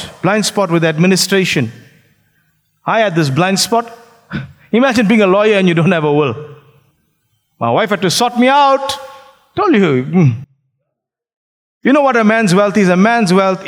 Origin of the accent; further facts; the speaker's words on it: Phoenix, KwaZulu-Natal, South Africa; I grew up in Phoenix.